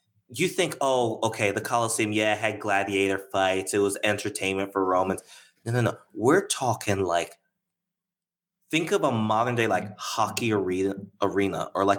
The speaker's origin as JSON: {"language": "English", "region": "New York", "country": "United States", "tie": "born or raised there", "said": "so I was born in New York, and like my temperament for the most part is very much that of an East Coast boy, right? Most of my thoughts are that of an East Coast person."}